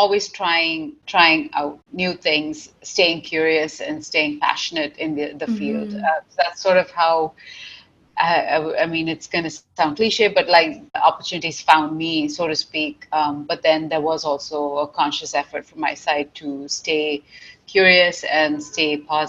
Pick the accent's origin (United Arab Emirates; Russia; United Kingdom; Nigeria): United Arab Emirates; Dubai; moved away as an adult; now in Canada; I grew up in Dubai, and I came to Canada when I was fairly young. So I came to Canada for my bachelor's degree at McMaster University